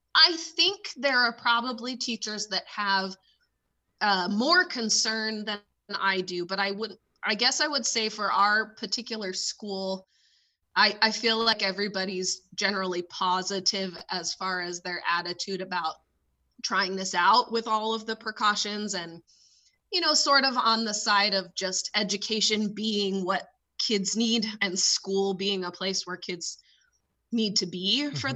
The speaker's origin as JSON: {"language": "English", "region": "California", "country": "United States", "tie": "born or raised there", "moved": "yes", "said": "growing up in California"}